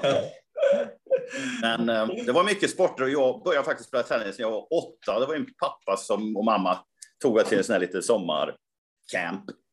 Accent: Karlstad, Värmland, Sweden; min hemstad då, Karlstad.

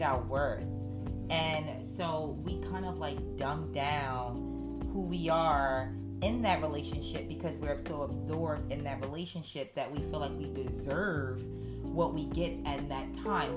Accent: Newark, New Jersey, United States; I am from Newark, New Jersey

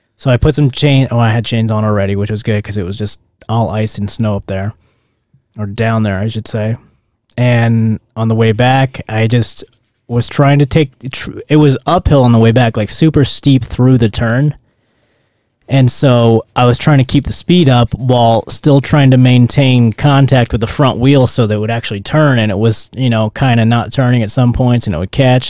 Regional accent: Louisiana, United States; moved away; I grew up in Louisiana where it rained

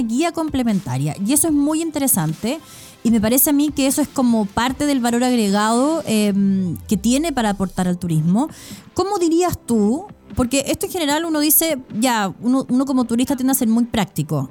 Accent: Chile

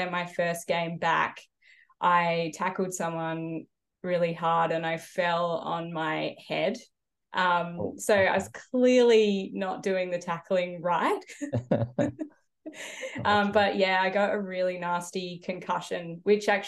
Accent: Adelaide, South Australia, Australia; I grew up in Adelaide

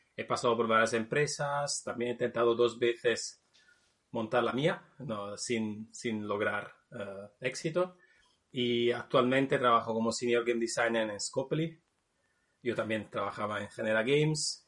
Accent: Naples, Campania, Italy; Spanish is a second language; moved away as an adult; now in Spain; yo soy italiano, de la ciudad de Nápoles

